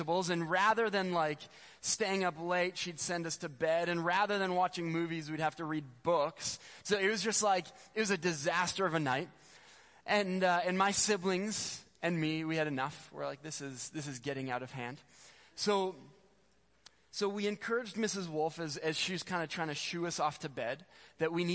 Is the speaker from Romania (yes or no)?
no; Spruce Grove, Alberta, Canada; I grew up in Spruce Grove.